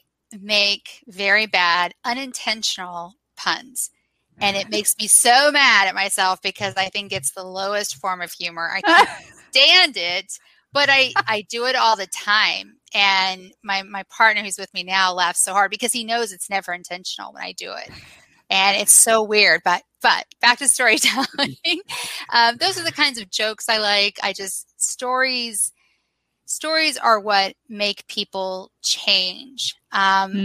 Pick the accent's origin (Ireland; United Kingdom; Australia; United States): United States; Southeast; moved away as an adult; also born or lived in Los Angeles; now in Birmingham, United States; I'm actually from the Southeast, and I'm back here in Birmingham now.